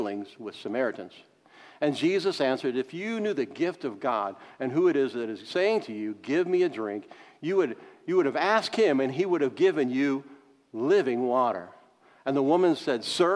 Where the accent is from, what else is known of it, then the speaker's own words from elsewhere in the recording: Florissant, Missouri, United States; also born or lived in Walnut Park East, St. Louis / St. Charles County; I grew up in North County.